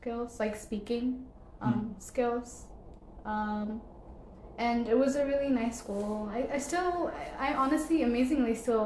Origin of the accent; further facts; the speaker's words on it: Addis Ababa, Ethiopia; moved away; I grew up in Addis